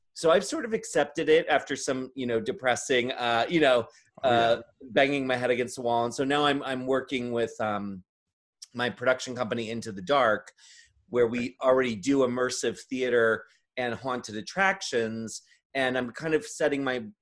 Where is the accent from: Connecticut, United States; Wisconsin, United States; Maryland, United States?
Maryland, United States; I grew up in Maryland